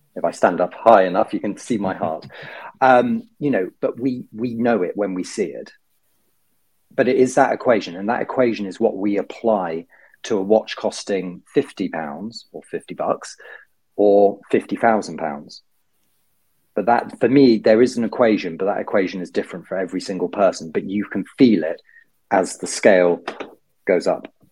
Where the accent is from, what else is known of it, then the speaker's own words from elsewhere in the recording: United Kingdom; being a Brit abroad